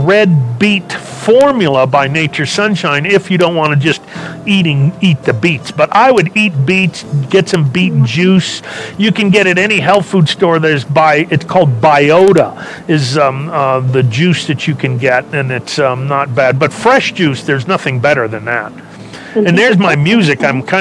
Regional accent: Los Angeles, California, United States; I was born and raised in California. L.A., a small little southern town in California, Los Angeles

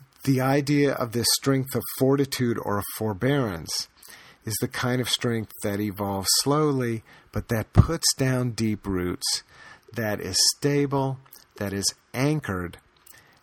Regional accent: United States; born and bred in America in the years after World War II

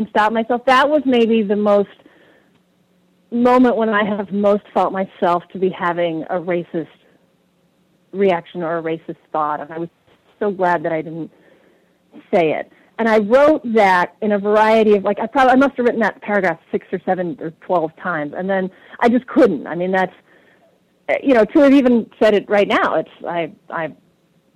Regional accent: Texas, United States; now in New Hampshire, United States; I grew up in Texas in the 70s

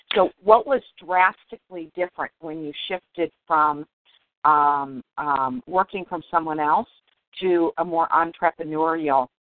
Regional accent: Detroit, Michigan, United States; I grew up in Detroit

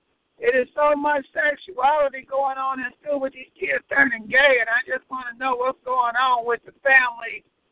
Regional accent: Defiance, Ohio, United States; also born or lived in Cleveland, Ohio; I'm from Defiance, Ohio. I used to live in Cleveland, Ohio

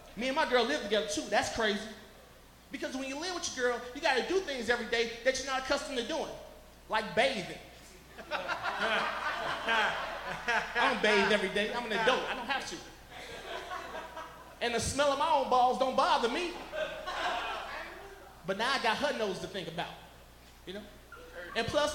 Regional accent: Chicago, Illinois, United States; now in Colorado, United States; growing up in Chicago, I was raised around all black people

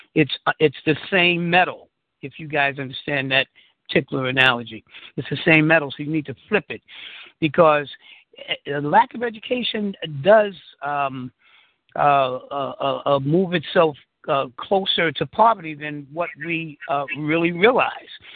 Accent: New York City, New York, United States; born and raised in Harlem in the Bronx

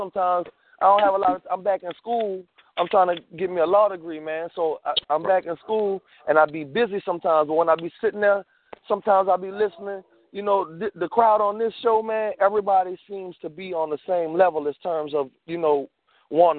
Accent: New Orleans, Louisiana, United States; I'm from New Orleans

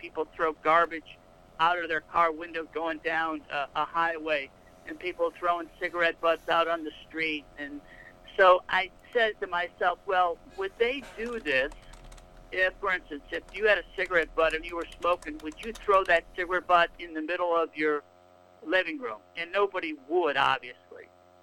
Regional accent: Rochester, New York, United States; also born or lived in Boston; now in New Orleans, United States; I'm actually based out of New Orleans. I'm originally from Rochester, New York

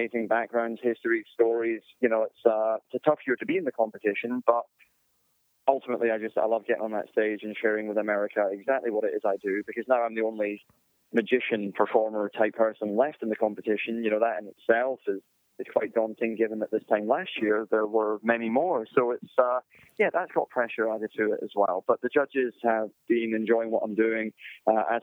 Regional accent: United Kingdom; being a Brit myself

